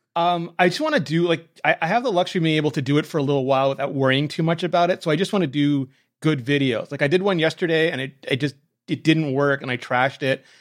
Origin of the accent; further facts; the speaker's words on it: Canada; I'm Canadian